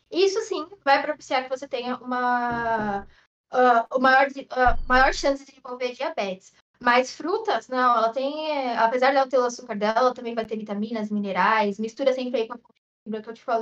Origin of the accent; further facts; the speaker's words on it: São Paulo, Brazil; Ai, gente, eu sou paulista, né, com purê.